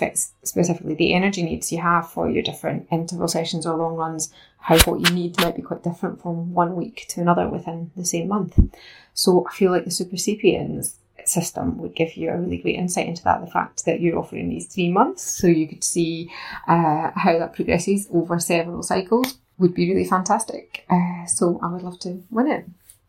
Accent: East Lothian, Scotland, United Kingdom; I'm from East Lothian.

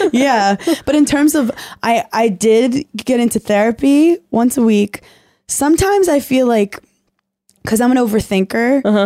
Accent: New York City, New York, United States; I was like from Brooklyn, like salt of the earth

